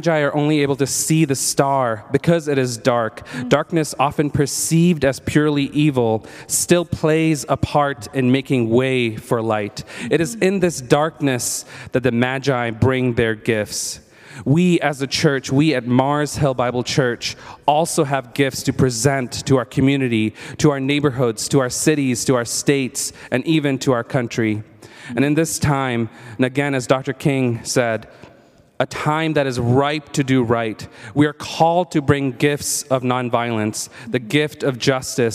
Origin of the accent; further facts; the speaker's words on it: India; moved away; growing up in India